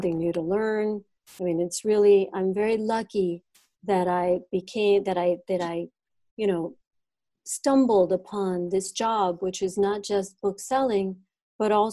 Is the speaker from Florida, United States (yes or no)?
yes; Coral Gables, Florida, United States; also born or lived in Los Angeles; I'm from Miami. I grew up in Coral Gables.